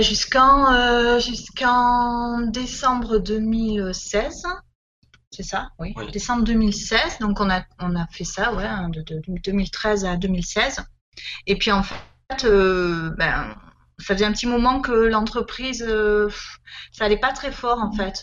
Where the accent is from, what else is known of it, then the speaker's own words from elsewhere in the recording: Marseille region, Provence-Alpes-Côte d'Azur, France; moved away as an adult; also born or lived in Var; on est originaire euh, du sud de la France, hein, de la région marseillaise, mais en fait, on a vécu pendant beaucoup d'années dans, le Var